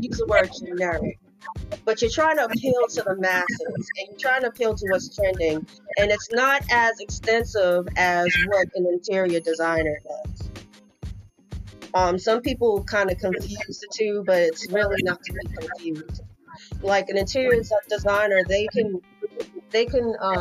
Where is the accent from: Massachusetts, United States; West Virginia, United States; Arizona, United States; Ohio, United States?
Massachusetts, United States; Boston; now in North Carolina, United States; I am from Boston